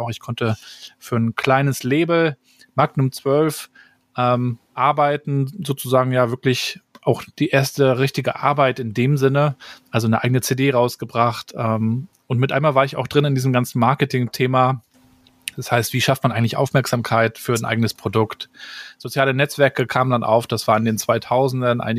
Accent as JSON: {"language": "German", "town": "Rostock", "region": "Mecklenburg-Vorpommern", "country": "Germany", "tie": "born or raised there", "said": "Ich bin also in Rostock-Warnemünde aufgewachsen. Wer schon mal da war, weiß, wir haben einen tollen Strand"}